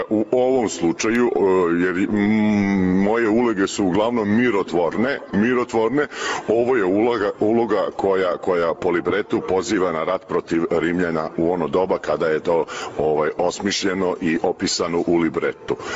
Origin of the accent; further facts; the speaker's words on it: Belgrade, Serbia; operski pevač bas, dolazim iz Beograda.